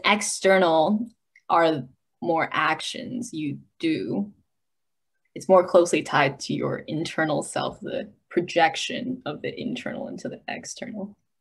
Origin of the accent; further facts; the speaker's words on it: United States; also born or lived in China; I was born in China, but I grew up in America